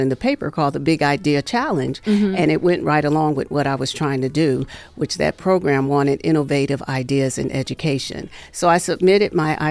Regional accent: Cleveland, Ohio, United States; moved away as an adult; now in Las Vegas, United States; I'm from Cleveland, so I started out in Cleveland.

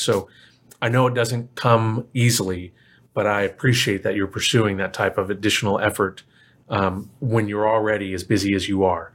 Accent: Plano, Texas, United States; I grew up in Plano.

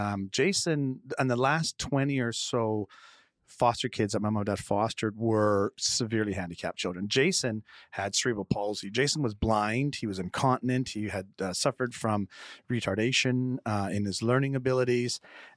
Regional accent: Winnipeg, Manitoba, Canada; I was born in Winnipeg with my family, which if anyone ever tells you that hell is fire and brimstone, they're incorrect. It's 40 feet of 40 below and 8 feet of snow.

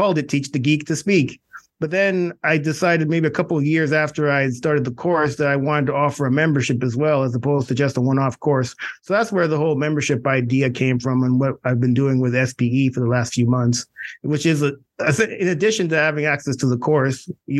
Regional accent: Canada; moved away as an adult; also born or lived in Clemson / New York; I'm originally from Canada.

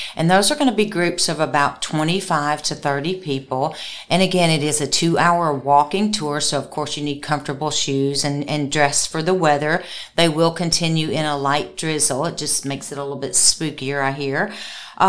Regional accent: Limestone County, Alabama, United States; moved away; I grew up here in Limestone County and moved away, and I've just been back with the tourism office since

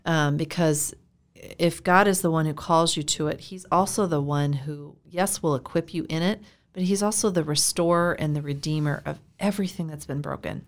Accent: Iowa, United States; moved away as an adult; also born or lived in Florida; I'm from Iowa.

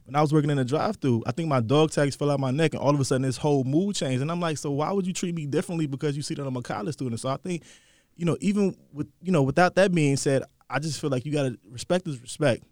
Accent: Atlanta, Georgia, United States; also born or lived in New York; growing up in Atlanta

